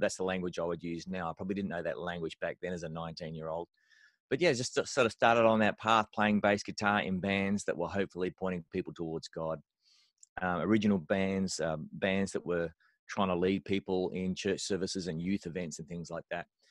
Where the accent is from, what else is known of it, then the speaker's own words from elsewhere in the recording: Australia; I'm an Australian bass player